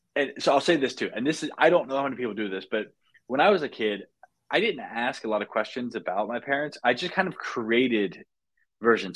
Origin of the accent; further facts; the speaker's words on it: North Carolina, United States; moved away as an adult; also born or lived in Marietta, Georgia; now in California, United States; I was born in Georgia, so Marietta, Georgia, but I was only there for a year. But really, I spent the rest of my time in North Carolina